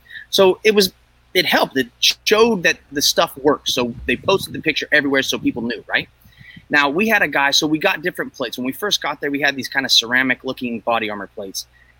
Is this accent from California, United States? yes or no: yes; California, United States; So I grew up here in Northern California.